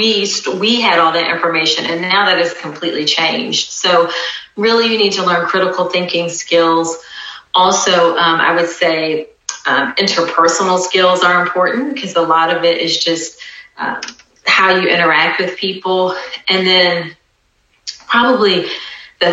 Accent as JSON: {"language": "English", "area": "near Norfolk", "region": "Virginia", "country": "United States", "tie": "born or raised there", "also_born_or_lived": "Atlanta, Georgia / Kenya / Greensboro, North Carolina / Durham, North Carolina", "moved": "as an adult", "said": "my home state of Virginia. So it's in Norfolk, Virginia, actually not far from where I grew up"}